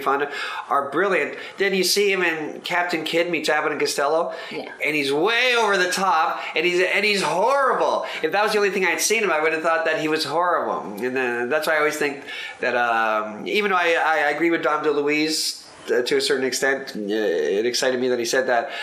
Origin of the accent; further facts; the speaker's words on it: Mississauga, Ontario, Canada; I grew up in Mississauga, Ontario, which is 30 miles away from Toronto